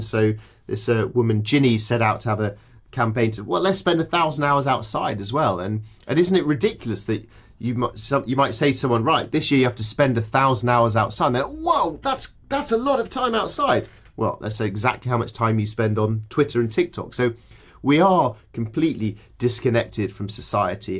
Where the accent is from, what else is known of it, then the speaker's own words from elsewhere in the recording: English countryside, England, United Kingdom; I grew up in the English countryside